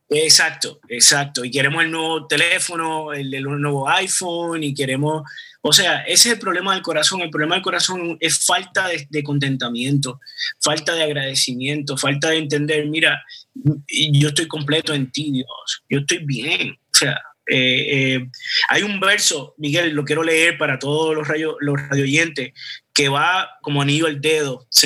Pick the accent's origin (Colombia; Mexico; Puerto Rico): Puerto Rico; yo no soy israelita, eh, yo soy puertorriqueño